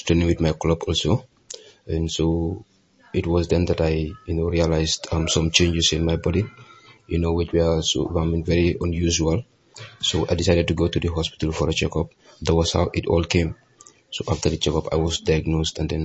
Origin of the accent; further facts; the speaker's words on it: Gambia; here in the Gambia